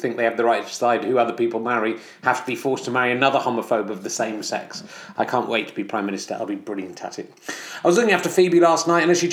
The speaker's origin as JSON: {"language": "English", "area": "Somerset", "region": "South West England", "country": "United Kingdom", "said": "I'm from Somerset"}